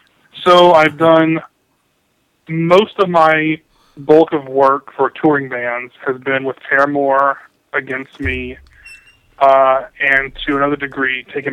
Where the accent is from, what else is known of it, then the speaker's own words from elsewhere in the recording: Birmingham, Alabama, United States; moved away as an adult; now in Bellingham, United States; I grew up in Alabama, lived there all my life until last year when I moved out to Bellingham, Washington.